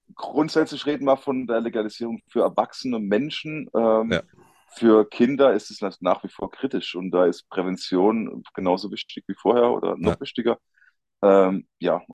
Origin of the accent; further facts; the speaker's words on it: Rhineland-Palatinate, Germany; ich komme aus der Pfalz, ich wohne mitten in den Weinbergen